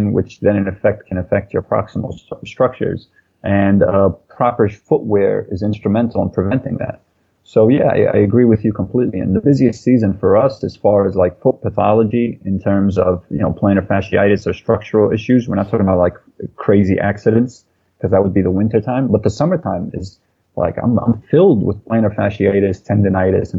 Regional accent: New York City, New York, United States; we grew up in Brooklyn, New York

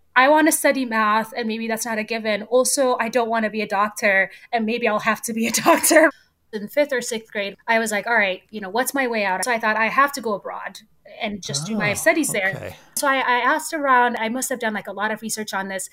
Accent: Addis Ababa, Ethiopia; moved away as an adult; also born or lived in Cambridge, Massachusetts, United States; now in United States; I was born and raised in Ethiopia. I grew up in Addis Ababa, which is just a giant

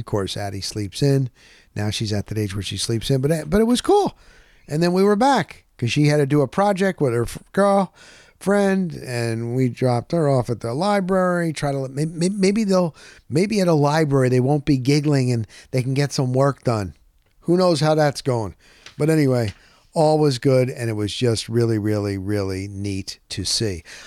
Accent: Scranton, Pennsylvania, United States; now in Tampa, United States; I was born in Scranton, Pennsylvania.

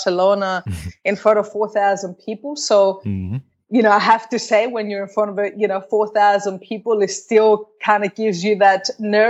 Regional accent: Australia; moved away as an adult; also born or lived in Cyprus; I grew up in Australia.

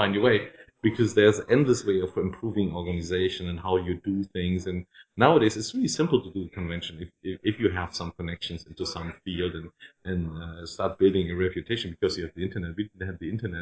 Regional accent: Dreieich, Hesse, Germany; English is a second language; also born or lived in Frankfurt; Dreieich, where I grew up. I was born in Frankfurt, but my parents moved out of the city

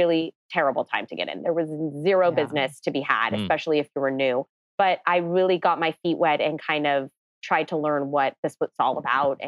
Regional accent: Los Angeles, California, United States; I grew up in the San Fernando Valley. I never left

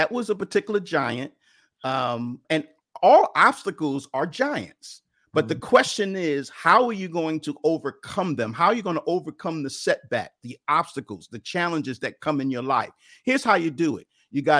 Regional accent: New York City, New York, United States; I grew up in Bedford-Stuyvesant in Brooklyn, New York, and I love sports.

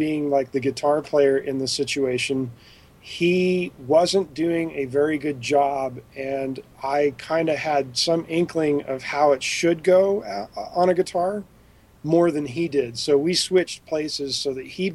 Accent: Park City, Utah, United States; also born or lived in New York; and then my parents moved to Utah, which is where they were from, and so I had like what I would call a second childhood in Utah.

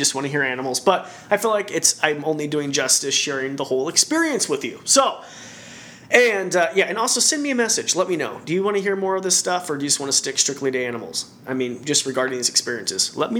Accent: Idaho, United States; moved away; we're both from Idaho, both from small towns.

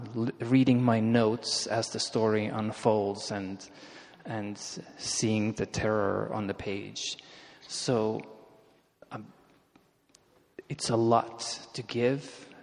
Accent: Russia; And one thing you have to understand is I grew up in Soviet Russia.

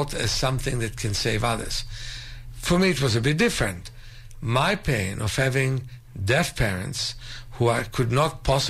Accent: Israel; I'm from Israel, and the name of it was Meir Enayim. That's in Hebrew

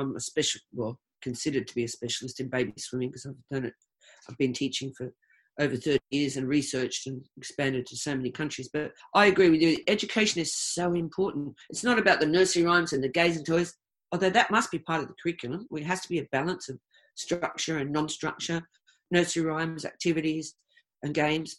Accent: Australia; moved away as an adult; also born or lived in United Kingdom; I'm Australian

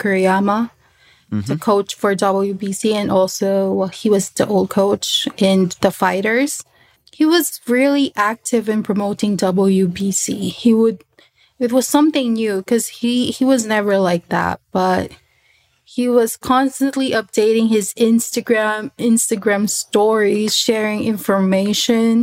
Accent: Philippines; English is a second language; I was from the Philippines. And I don't really type in my language

